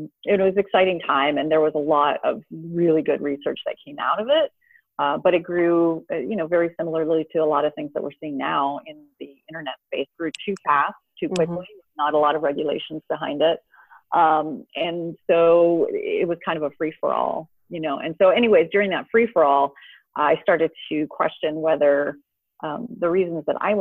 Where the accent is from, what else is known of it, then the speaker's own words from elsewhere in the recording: Canada; moved away as an adult; also born or lived in Houston; now in Southern California, United States; I grew up in Canada, so I went to the University of Toronto